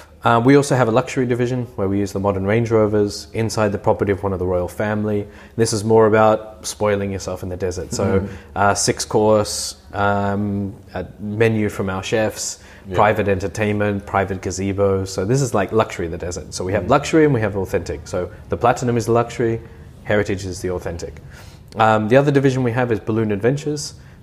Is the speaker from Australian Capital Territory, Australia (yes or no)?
no; Brisbane, Queensland, Australia; born there; also born or lived in Melbourne / Canberra; So I was born in Brisbane, and at a very young age we moved to Melbourne, and then very shortly after that we moved to Canberra, and we knew that that was a temporary posting.